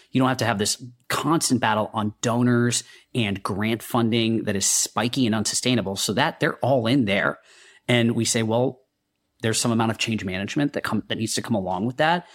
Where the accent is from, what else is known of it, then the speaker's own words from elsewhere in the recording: India; now in United States; I'm a kid from India, uh, who thought I'd be a doctor. I made my way to the U S